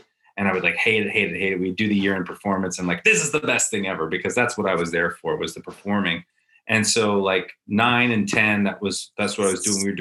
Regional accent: Edmonton, Alberta, Canada; moved away; born and raised in Edmonton

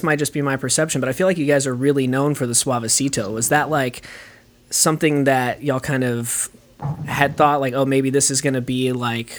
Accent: Corpus Christi, Texas, United States; I'm from Corpus, I was raised here

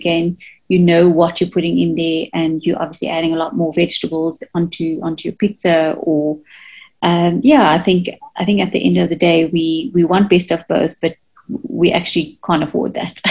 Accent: India; I'm using myself as an example, being Indian myself, we tend to want to eat the traditional type of foods

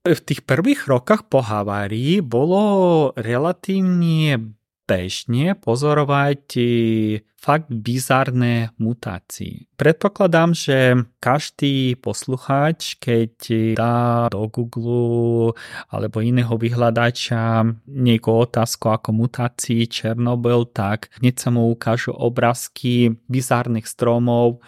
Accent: Ukraine; Slovak is a second language; now in Slovakia; som Ukrajinec

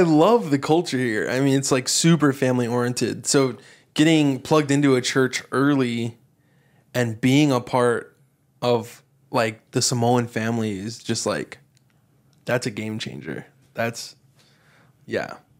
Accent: Texas, United States; moved away as an adult; now in Hawaii, United States; growing up in Texas

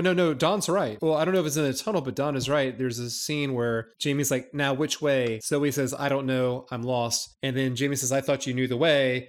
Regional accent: United States; being the American that I am

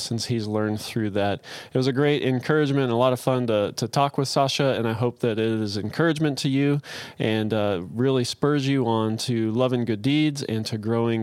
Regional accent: United States; us Americans

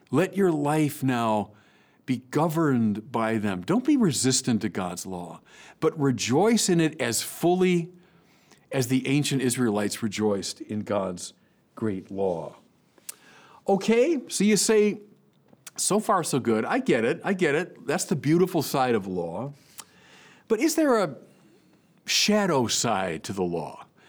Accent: United States; as an American

